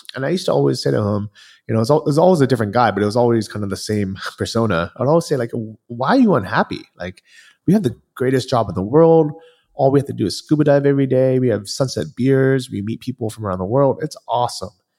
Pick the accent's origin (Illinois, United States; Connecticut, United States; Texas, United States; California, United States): California, United States; moved away as an adult; I grew up in California